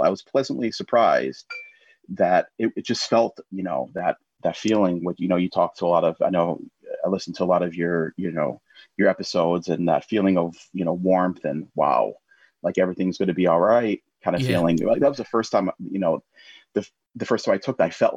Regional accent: United States; moved away as an adult; also born or lived in Florida / Italy; now in England, United Kingdom; I'm American. Yeah. It's in my blood

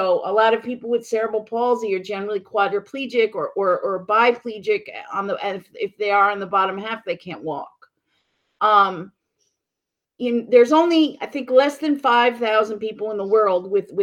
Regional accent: New York City, New York, United States; now in Mississippi, United States; New York City. I was born and raised in Manhattan.

